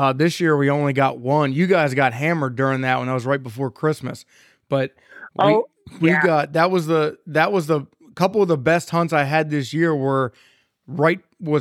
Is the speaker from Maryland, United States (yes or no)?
yes; Maryland, United States; now in Gettysburg, United States; I am from Maryland, I live in Gettysburg, Pennsylvania